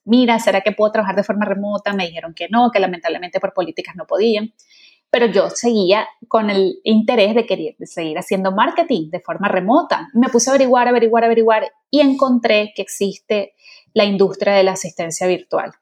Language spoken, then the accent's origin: Spanish; Venezuela; also born or lived in England; yo soy venezolana